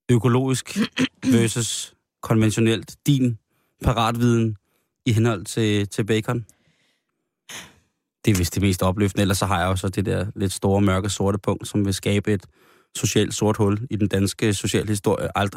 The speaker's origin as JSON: {"language": "Danish", "country": "Denmark"}